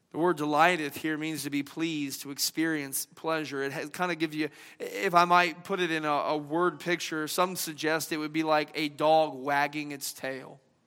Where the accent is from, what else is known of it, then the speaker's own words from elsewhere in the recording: the South, United States; accent: Southern twang; I'm from the South, I kind of eased back in the old little twang